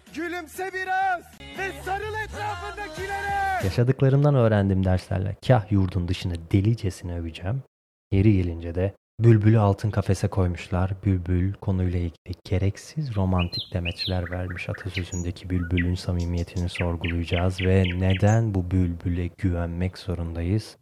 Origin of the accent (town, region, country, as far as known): Turkey; also born or lived in Kalkan / Istanbul